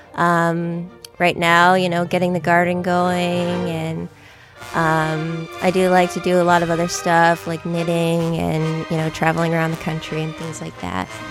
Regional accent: York, Maine, United States; also born or lived in Fort Wayne, Indiana / Boston, Massachusetts; now in Toledo, United States; I'm originally from York, Maine, very far from here and different. And I've lived in Toledo now for almost three years.

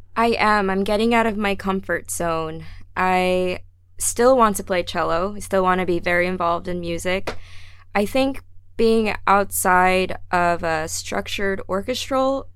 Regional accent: New Jersey, United States; also born or lived in Salt Lake City, Utah; I was not born but raised in New Jersey. I was born in Salt Lake City

